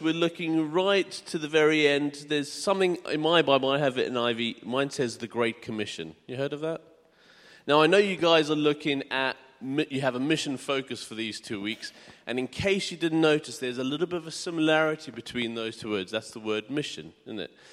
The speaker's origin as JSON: {"language": "English", "country": "South Africa", "tie": "born or raised there", "also_born_or_lived": "United Kingdom", "moved": "as an adult", "lives_now": "Hartford, United Kingdom", "said": "I'm originally from South Africa. I was born and bred there. Um, and when I was eighteen, we moved to the U K."}